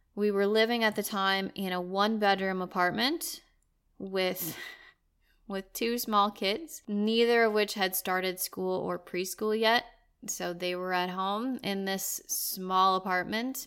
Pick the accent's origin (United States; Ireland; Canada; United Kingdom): United States; moved away as an adult; now in Sweden; we're both American, our families are from there